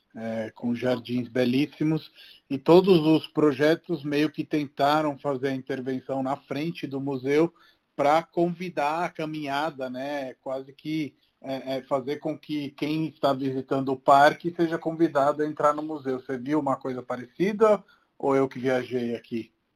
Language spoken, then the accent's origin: Portuguese; Rome, Lazio, Italy; moved away; eu cresci em Roma e quando era pequeno